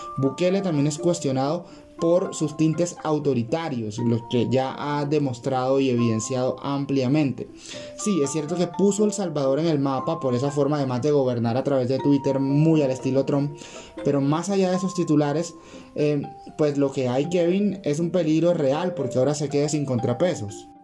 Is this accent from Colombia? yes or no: yes; Colombia